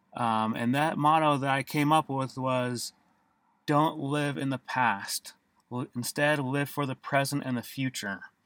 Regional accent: Davis County, Utah, United States; for the most of my life, I grew up in Davis County, Utah, and attended various schools in different parts of Davis County.

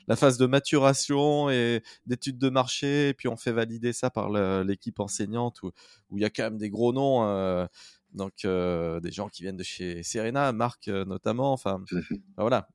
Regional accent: Saint-Étienne, Auvergne-Rhône-Alpes, France; Saint-Étienne et je suis stéphanois

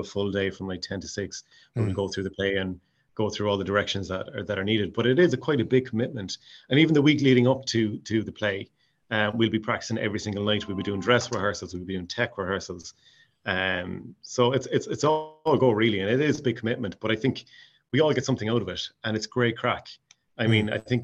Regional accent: Mayo, Connacht, Ireland; accent: Mayo; now in Stockholm, Sweden; I'll be keeping my Tig Mayo accent

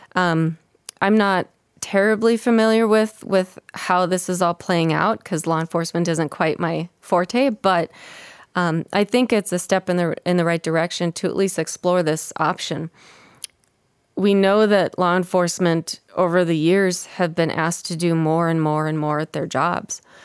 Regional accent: Minnesota, United States; I grew up in Minnesota

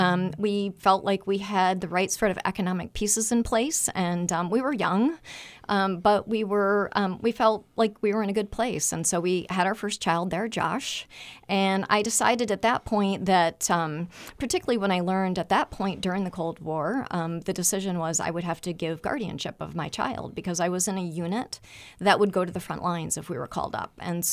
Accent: Michigan, United States; also born or lived in Toledo, Ohio; I the joke in my family is I was born a Buckeye, but I was raised a Wolverine.

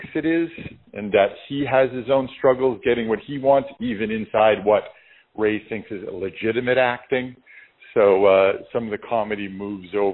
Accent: Canada; we're Canadian

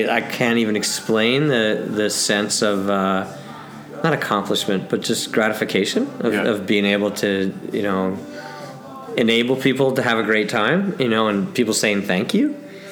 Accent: Philadelphia, Pennsylvania, United States; moved away as an adult; now in Malibu, United States; Originally I'm actually from the East Coast. I was born in Philadelphia.

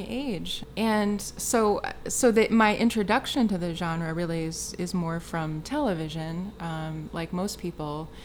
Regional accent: Wisconsin, United States; now in Chicago, United States; we're both from Wisconsin

